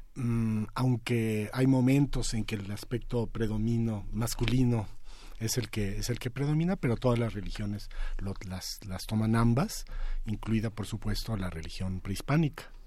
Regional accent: Mexico; nosotros como mexicanos somos particularmente

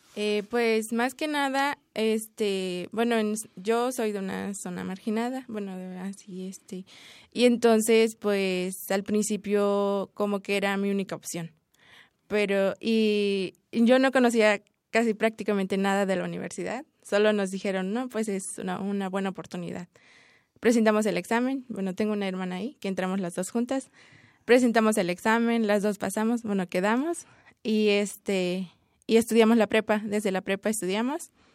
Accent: Chiapas, Mexico; moved away; yo hablo tzotzil y soy del estado de Chiapas

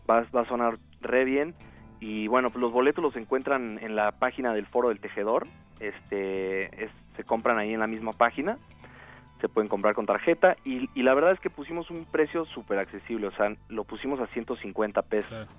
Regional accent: Cuernavaca, Morelos, Mexico; moved away as an adult; also born or lived in Caracas, Venezuela / Madrid, Spain / Los Angeles, United States; now in Mexico City, Mexico; yo soy realmente de Caracas, Venezuela pero crecí en Cuernavaca, entonces soy guayabo por añadidura.

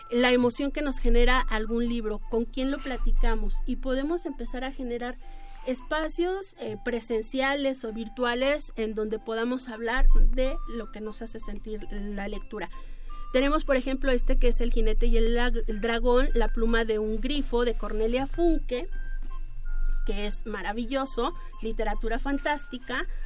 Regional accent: Mexico City, Mexico; somos los chilangos.

